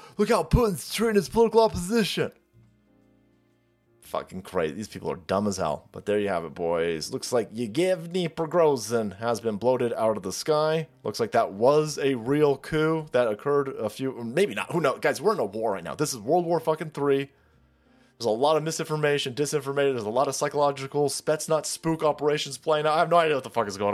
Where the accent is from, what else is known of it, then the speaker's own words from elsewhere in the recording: California, United States; I'm from California